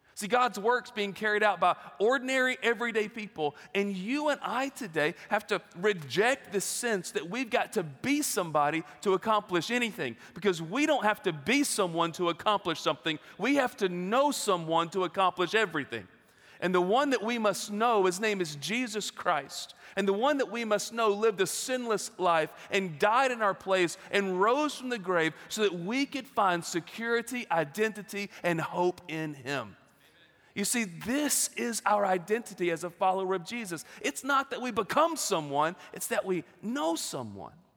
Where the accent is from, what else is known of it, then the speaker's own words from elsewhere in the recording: Gardendale, Alabama, United States; moved away as an adult; now in Knoxville, United States; I grew up there in Gardendale and, uh, like you said, moved in eighth grade